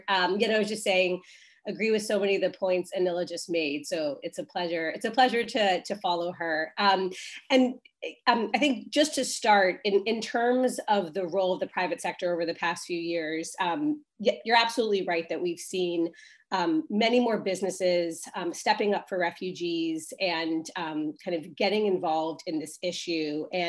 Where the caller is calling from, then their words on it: Brooklyn, New York, United States; I am joining from Brooklyn, which is also gloomy.